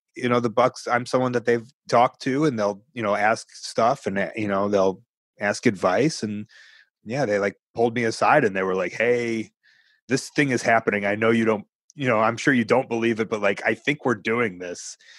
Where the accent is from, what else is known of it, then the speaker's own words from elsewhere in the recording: Chicago, Illinois, United States; I'm from Chicago.